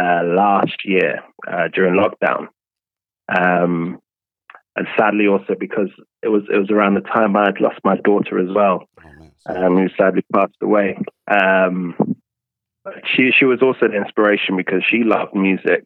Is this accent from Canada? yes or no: no; London, United Kingdom; also born or lived in Ghana; Born in London, spent some time early schooling and nursery, etc. And I went back to Ghana. I spent some time with my grandparents over there.